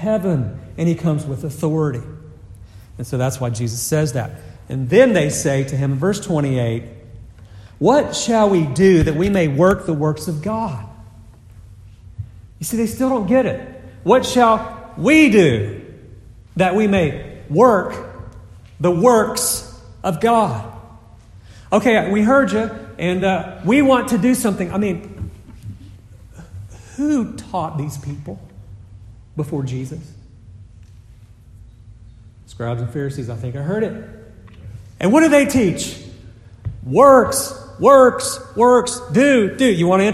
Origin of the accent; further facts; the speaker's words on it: the South, United States; I'm from the South